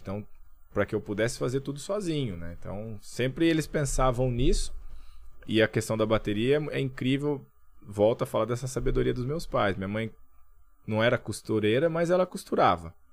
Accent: Camanducaia, Minas Gerais, Brazil; eu cresci em Camanducaia

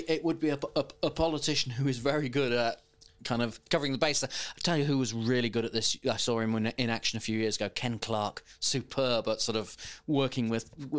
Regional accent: Lancaster, North West England, United Kingdom; my hometown team, the not at all mighty Lancaster City

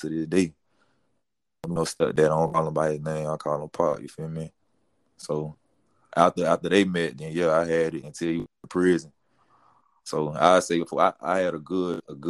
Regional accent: Polk County, Central Florida, United States; also born or lived in Miami, Florida; where I was really raised, that went to school, that graduated from, was Polk County, Central Florida

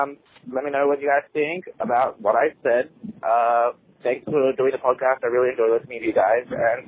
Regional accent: Australia; now in New York, United States; I'm from Australia, but I currently live in New York.

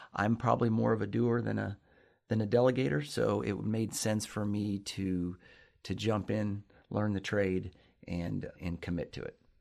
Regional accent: Lexington, Kentucky, United States; I'm from Lexington, Kentucky. Born, uh, raised here on the north side of Lexington.

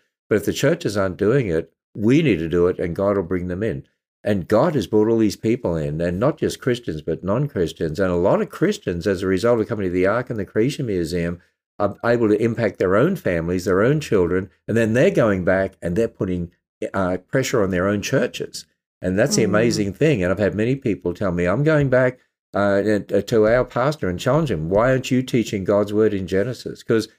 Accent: Australia; And of course, it's my home country.

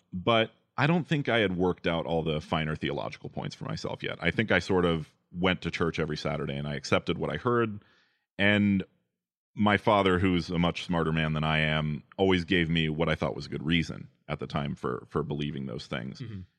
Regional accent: Apopka, Florida, United States; I grew up in Apopka, Florida, in an Adventist family.

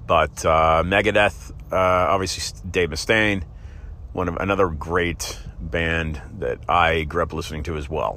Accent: Oakland, California, United States; when I was growing up in, uh, San Francisco Bay Area

